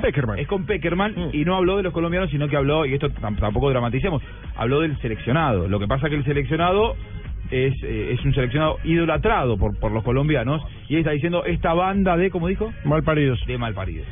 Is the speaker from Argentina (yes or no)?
yes; Argentina